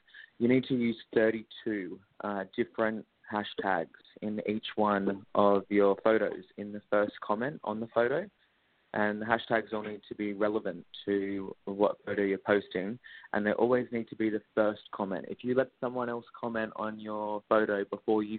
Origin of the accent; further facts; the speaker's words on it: Australia; I'm an Australian social media influencer and model